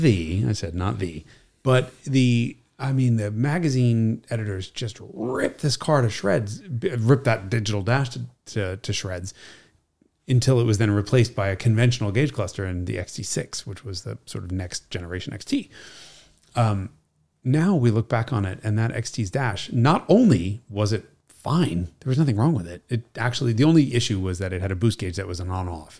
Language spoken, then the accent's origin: English; New York City, New York, United States; she's Italian and we're from Brooklyn.